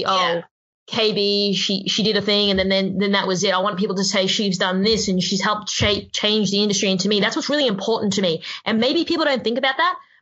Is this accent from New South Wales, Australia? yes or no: no; Queensland, Australia; moved away as an adult; now in Sydney, Australia; I grew up in Queensland.